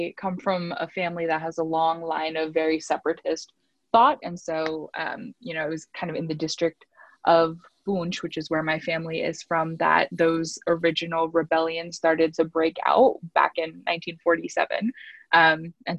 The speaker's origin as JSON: {"language": "English", "region": "Azad Kashmir", "country": "Pakistan"}